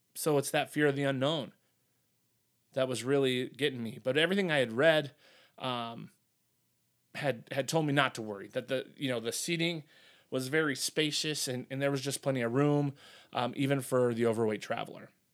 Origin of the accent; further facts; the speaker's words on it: Wisconsin, United States; my hometown here in Wisconsin, you know, a town of ten thousand people